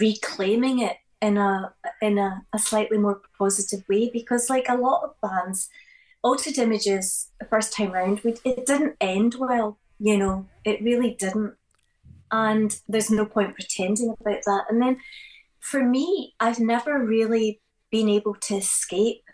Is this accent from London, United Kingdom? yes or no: no; Glasgow, Scotland, United Kingdom; growing up in Glasgow